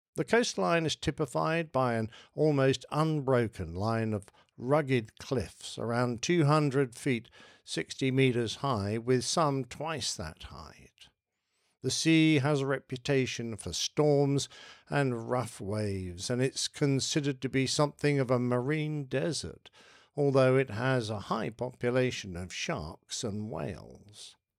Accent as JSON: {"language": "English", "country": "United Kingdom", "accent": "pommy", "said": "for being British, for having a funny pommy accent"}